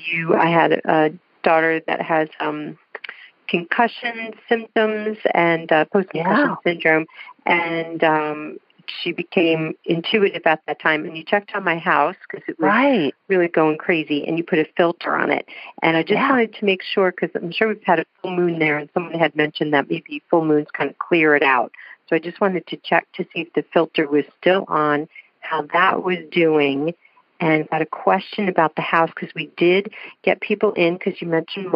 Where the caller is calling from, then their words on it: Raleigh, North Carolina, United States; I'm calling from Raleigh, North Carolina.